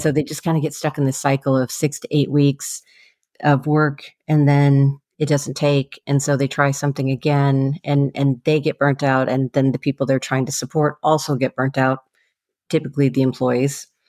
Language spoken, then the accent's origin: English; Seattle, Washington, United States; I grew up in the Seattle area